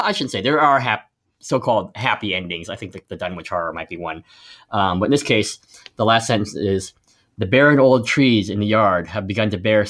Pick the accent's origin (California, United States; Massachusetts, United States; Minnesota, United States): Massachusetts, United States; Boston; I'm from Boston